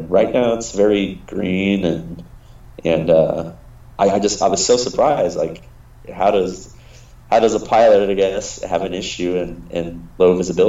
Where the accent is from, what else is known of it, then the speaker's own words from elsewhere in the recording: Sacramento, California, United States; now in Ventura County, United States; I was born in Sacramento. My dad's from Orange County, and I have pretty much family all up and down the five.